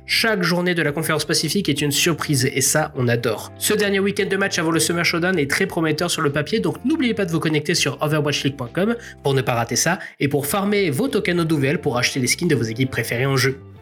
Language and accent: French; France; En tant que Français